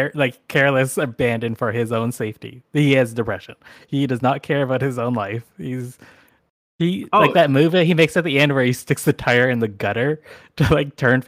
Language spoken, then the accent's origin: English; Alberta, Canada; I'm from Alberta. I'm from Alberta